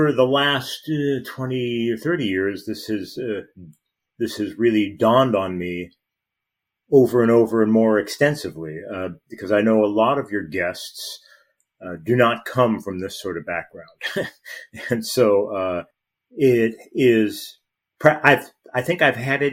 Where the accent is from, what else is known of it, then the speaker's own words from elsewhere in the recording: Los Angeles, California, United States; I grew up in Los Angeles